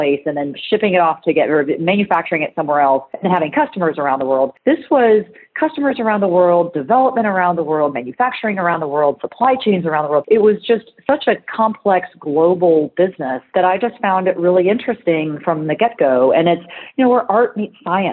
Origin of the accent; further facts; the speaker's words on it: California, United States; moved away as an adult; I'm a girl from California, though, so I'm one of those rare transplants that went east